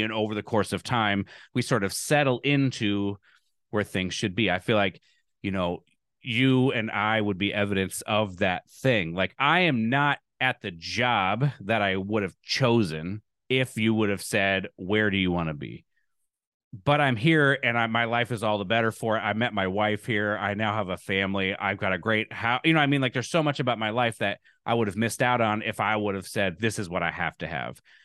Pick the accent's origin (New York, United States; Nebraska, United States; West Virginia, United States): Nebraska, United States; Lincoln; also born or lived in Evanston, Illinois; now in Alabama, United States; I'm from Nebraska.